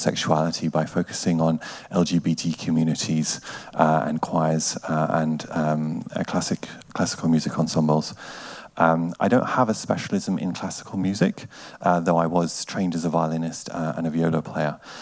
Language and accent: English; United Kingdom; also born or lived in Germany / Bergen, Norway; now in Norway; I'm originally from the United Kingdom and have spent a lot of time as well in Germany.